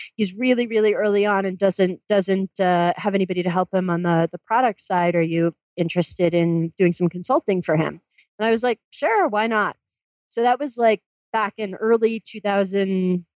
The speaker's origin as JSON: {"language": "English", "region": "Massachusetts", "country": "United States", "tie": "born or raised there", "moved": "as an adult", "said": "I grew up in Massachusetts"}